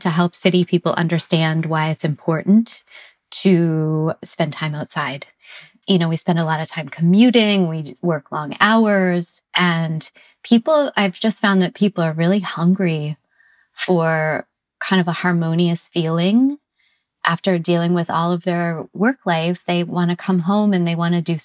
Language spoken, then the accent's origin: English; Green Bay, Wisconsin, United States; now in San Francisco, United States; I grew up in Green Bay, Wisconsin